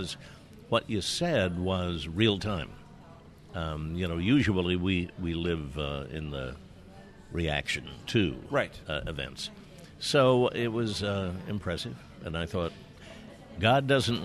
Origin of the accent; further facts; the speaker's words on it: Independence, Kansas, United States; I was raised in Kansas, a little town of 10,000, Independence